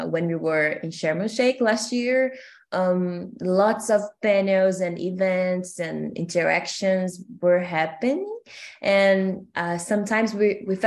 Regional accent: São Gonçalo, Rio de Janeiro, Brazil; English is a second language; I'm Brazilian from Rio de Janeiro. And I'm from a city called São Gonçalo.

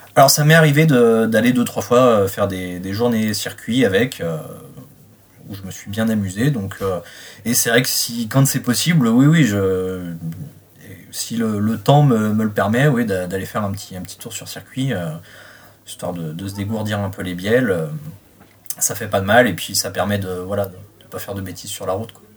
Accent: Reims, Grand Est, France; j'ai 33 ans, je viens de Reims

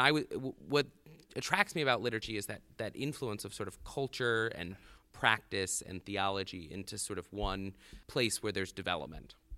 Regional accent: the South, United States; moved away as an adult; now in South Bend, United States; as a Southerner, there was no attraction to Notre Dame

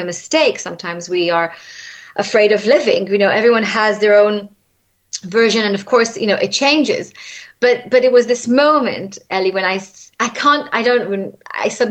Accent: Israel; moved away as an adult; now in London, United Kingdom; when I was raised in Israel, I was raised pretty much with people that have a similar religion

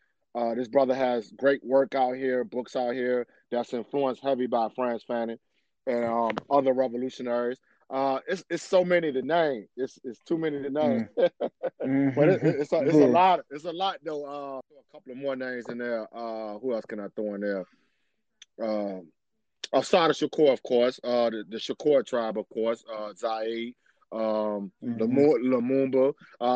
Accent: Richmond, Virginia, United States; I'm from Richmond, Virginia. I'm from Virginia, born and raised. Coming from a new African proletariat, working class family

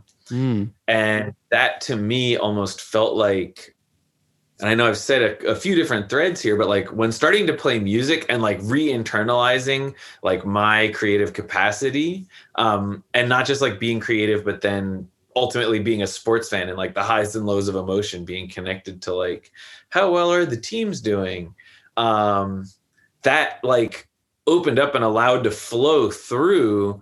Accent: United States; being an American college student

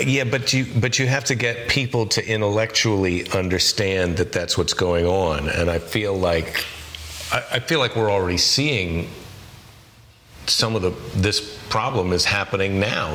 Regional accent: United States; as an American

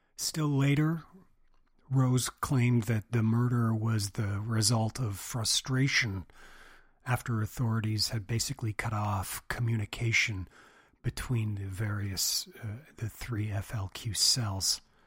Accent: Montreal, Quebec, Canada; grow up in montreal

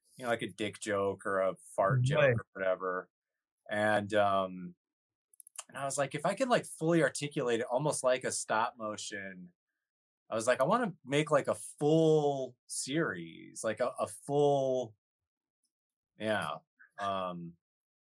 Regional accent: Kenosha, Wisconsin, United States; I was right in between Chicago and Milwaukee

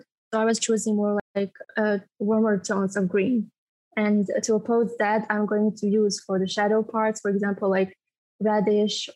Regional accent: Bosnia & Herzegovina; I'm from Bosnia and Herzegovina

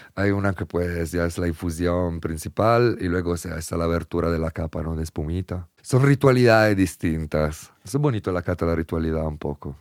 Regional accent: Italy; moved away; en Italia, en mi país

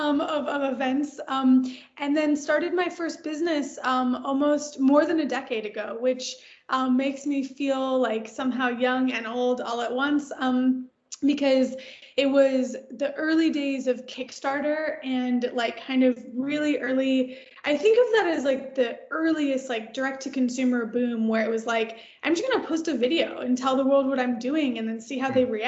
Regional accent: Detroit, Michigan, United States; now in Los Angeles, United States; I live in LA now, but I'm actually originally from the suburbs of Detroit. So from Michigan, born and raised in Michigan

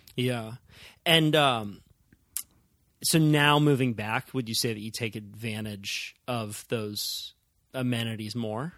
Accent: Santa Cruz, California, United States; where I grew up in Santa Cruz

